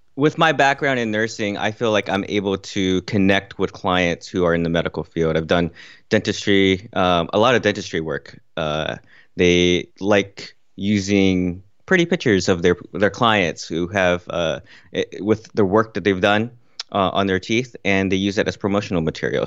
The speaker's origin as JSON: {"language": "English", "region": "California", "country": "United States", "tie": "born or raised there", "also_born_or_lived": "Kuwait", "lives_now": "Washington, D.C., United States", "said": "I spent most of my childhood in growing up in California"}